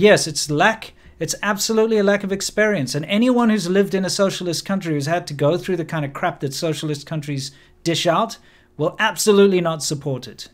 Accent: South Africa; moved away as an adult; also born or lived in China; I am a South African

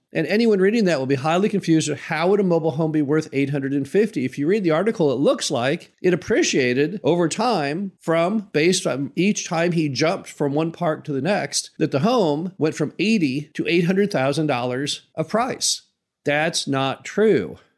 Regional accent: Midwest, United States; as a Midwesterner

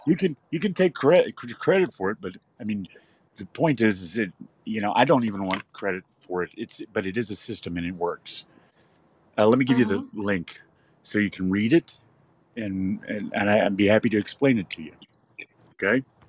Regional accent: West Texas, United States; now in California, United States; I'm from West Texas

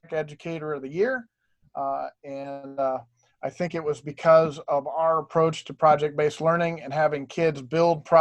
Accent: Tucson, Arizona, United States; also born or lived in Ohio; I've been in Arizona since 73 when I moved here from Ohio. I got into education because I was a CTE student in Tucson

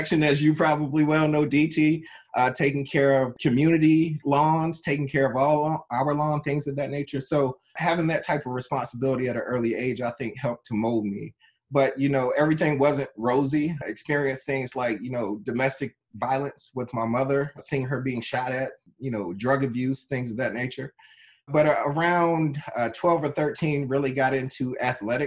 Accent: Trenton, New Jersey, United States; I was born in Trenton, New Jersey, very inner city environment

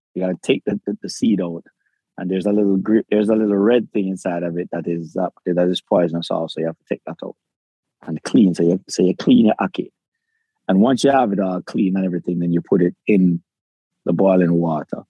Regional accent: Kingston, Jamaica; I was born in Jamaica. I have a Jamaican passport. I was I lived in the, the ghettos of Kingston, raised in the ghetto of Kingston

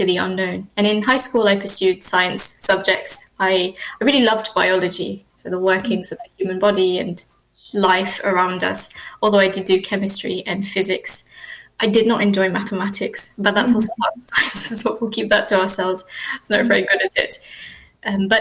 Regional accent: Mauritius; moved away as an adult; now in United Kingdom; I grew up there. So I spent the first couple of years of life here in the UK and did sort of most of my schooling there in Mauritius, and then moved back to the UK for university education

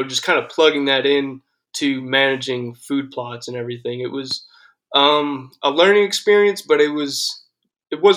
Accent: Long Island, New York, United States; also born or lived in Saratoga Springs, New York; now in Georgia, United States; I'm originally from Long Island, New York, but my family had land in like Saratoga Springs, north of Albany, New York. So I grew up hunting up there from 6-7 years old until we moved to Georgia in like 2008

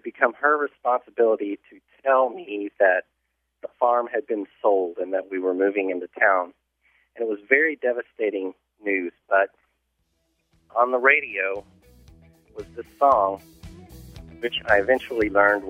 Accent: Kentucky, United States; now in North Carolina, United States; I grew up on a farm in rural Kentucky and really liked it there.

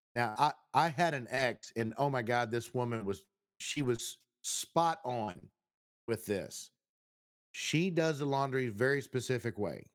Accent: Texas, United States; I'm from Texas

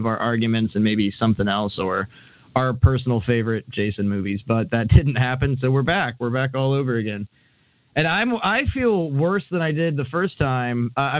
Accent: United Kingdom; I was going to do my real voice, I'm actually British, but I was advised to just keep the Hank gimmick up

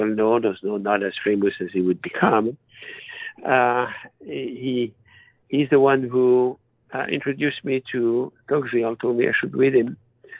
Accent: France; accent: French; English is a second language; moved away as an adult; I was born and raised in France, as you can hear. Even though I'm 76 and I've spent my life in this country, I've always kept my French accent.

